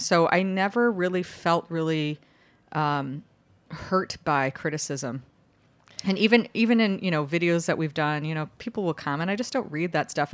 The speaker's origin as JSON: {"language": "English", "town": "Chicago", "region": "Illinois", "country": "United States", "tie": "born or raised there", "moved": "yes", "lives_now": "New York City, United States", "said": "I grew up in Chicago"}